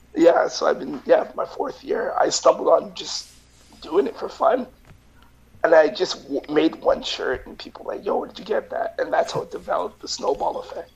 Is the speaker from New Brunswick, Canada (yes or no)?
no; Vancouver, British Columbia, Canada; now in Winnipeg, Canada; I grew up with him in Vancouver